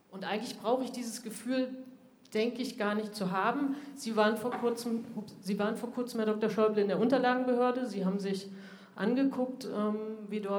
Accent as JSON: {"language": "German", "country": "Germany", "tie": "born or raised there", "said": "habe auch ich in der DDR lesen und schreiben gelernt und bin auch ich gerne in die Ostsee gesprungen, wo ich groß geworden bin"}